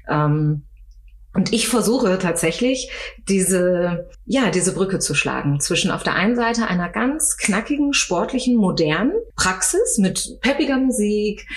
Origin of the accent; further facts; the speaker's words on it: Osnabrück, Lower Saxony, Germany; moved away as an adult; now in Frankfurt, Germany; Ich komme eigentlich mhm. aus Norddeutschland, aus okay. äh, Niedersachsen, aus Osnabrück